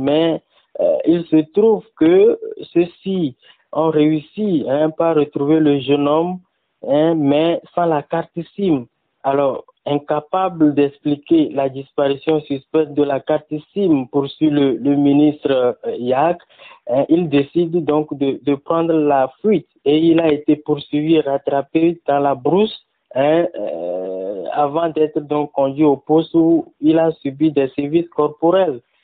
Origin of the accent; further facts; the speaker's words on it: Togo; chez nous au Togo